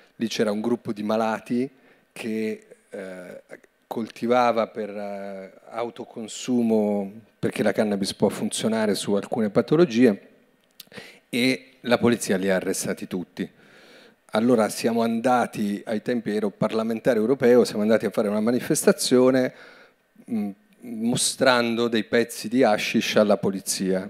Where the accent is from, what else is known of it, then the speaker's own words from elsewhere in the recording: Vedano al Lambro, Lombardy, Italy; le medie sono andato alla scuola pubblica di Vedano all'Ambro